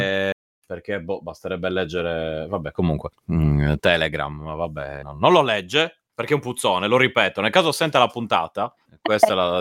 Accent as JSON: {"language": "Italian", "town": "Cagliari", "region": "Sardinia", "country": "Italy", "said": "in quanto cagliaritano"}